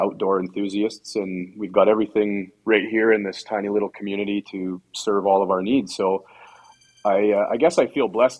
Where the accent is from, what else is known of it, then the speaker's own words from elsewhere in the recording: Fort Frances, Ontario, Canada; we live in Fort Francis, which is it's about a 22-hour drive from where you guys are if the weather is good. I've lived here my entire life.